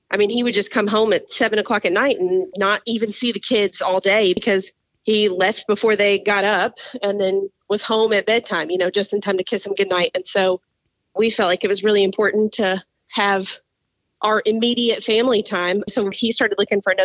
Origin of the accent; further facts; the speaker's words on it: Smyrna, Tennessee, United States; moved away as an adult; also born or lived in Nashville, Tennessee / North Carolina; now in Dalton, United States; we actually moved out to a suburb of Nashville called Smyrna. And that's where I grew up and lived there until I was 31